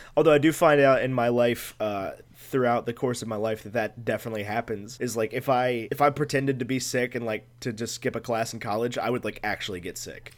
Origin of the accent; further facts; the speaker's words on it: United States; I was, had the privilege to be born in the United States of America